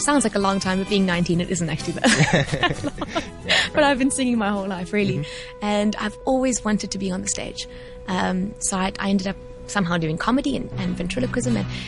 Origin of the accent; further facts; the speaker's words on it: South Africa; I'm from South Africa